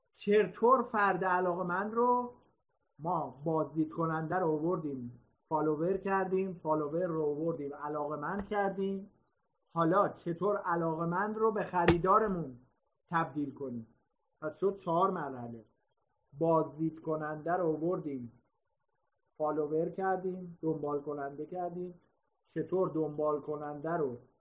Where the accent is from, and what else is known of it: Iran